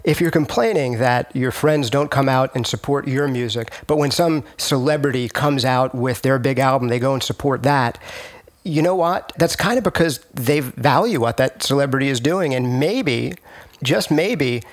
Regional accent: New York, United States; I'm a New Yorker

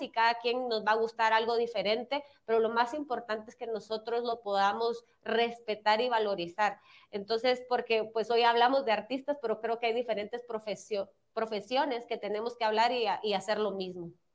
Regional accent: Guatemala; nosotros como guatemaltecos

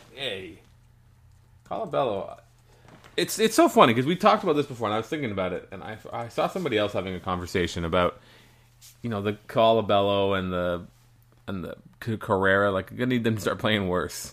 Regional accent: Canada; We're Canadian.

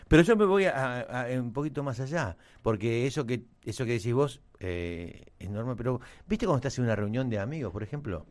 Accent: Argentina; Somos, ¿Qué somos? ¿Argentinos o no?

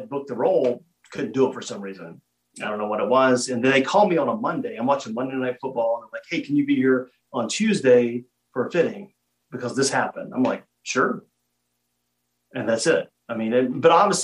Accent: Virginia, United States; once I came back to my hometown in Virginia

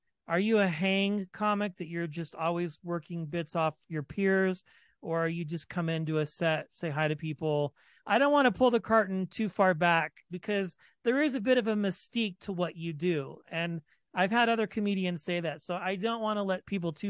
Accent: Kansas, United States; now in Colorado, United States; I'm from Kansas originally

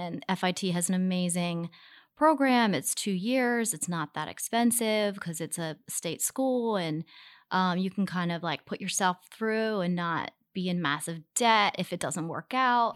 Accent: Baltimore, Maryland, United States; now in New York, United States; we grew up in Baltimore City

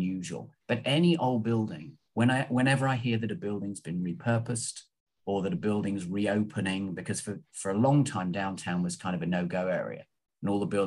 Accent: London, United Kingdom; now in Los Angeles, United States; I'm from London, obviously, or close to London

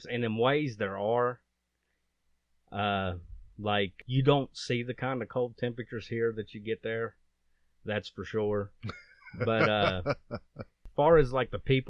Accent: Beckley, West Virginia, United States; also born or lived in Eccles, West Virginia; I was born in 1982 in Beckley, West Virginia. I was poor white trash most of my life. Lived in a little town called Eccles. Went to Liberty High School.

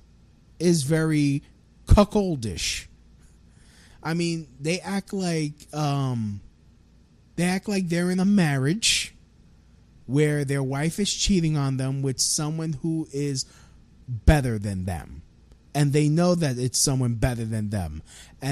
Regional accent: United States; I'm an American citizen, born here

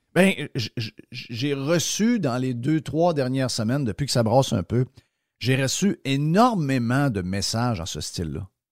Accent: Quebec, Canada

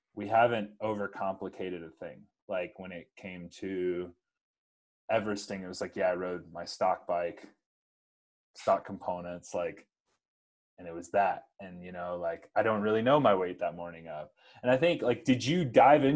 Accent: South Carolina, United States; I'm from South Carolina

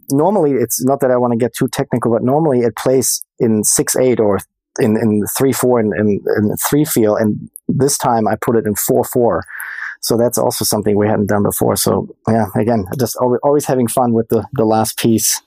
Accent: Germany; moved away as an adult; also born or lived in Boston; now in Los Angeles, United States; born and raised in Germany

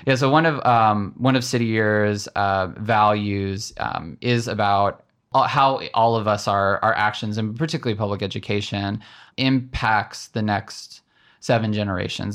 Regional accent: just south of Nashville, Tennessee, United States; my dad raised my brother and I, um, just south of Nashville, Tennessee

